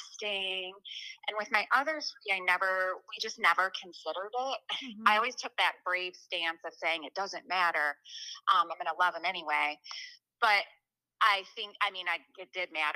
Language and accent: English; Illinois, United States; So I am from a little farm town in Illinois. Basically, I live in the middle of a cornfield, so I live in Chena, Illinois.